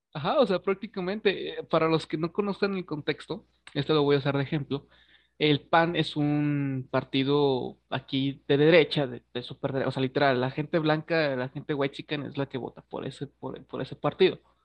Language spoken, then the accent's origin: Spanish; Mexico; somos mexicanos, güey, a mí me interesa un chingo la historia. Eh, me sé la de mi país